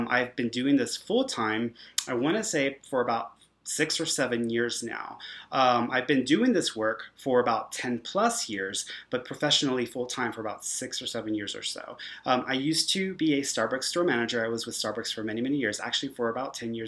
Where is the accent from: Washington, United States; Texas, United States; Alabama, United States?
Texas, United States; Houston; moved away as an adult; now in Santa Fe, United States; I'm from Houston, Texas. Now I'm in New Mexico. I'm in Santa Fe, so that's where I am currently at.